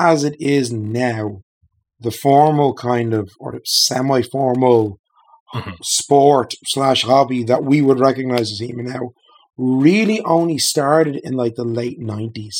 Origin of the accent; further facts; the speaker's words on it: Dublin, Leinster, Ireland; I'm from Ireland, originally born and reared in Dublin, still living there.